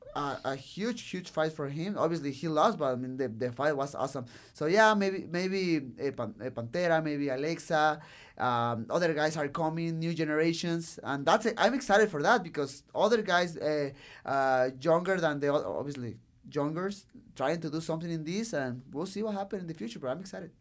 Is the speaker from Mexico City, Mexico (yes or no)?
no; Tijuana, Baja California, Mexico; English is a second language; I love Tijuana. I love my city.